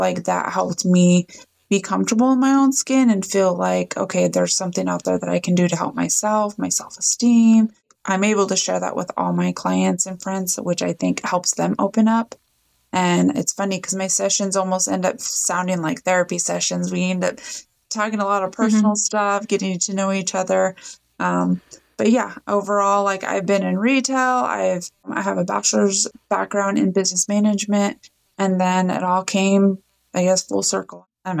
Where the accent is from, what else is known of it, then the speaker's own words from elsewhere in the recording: Nebraska, United States; I was born and raised here in Nebraska